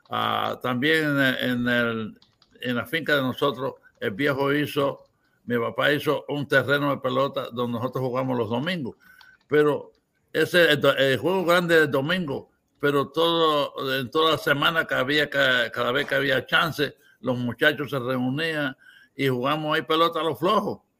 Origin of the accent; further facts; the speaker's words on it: Cuba; now in United States; Pero yo nunca vine de Cuba tú sabes, con un nombre equivocado.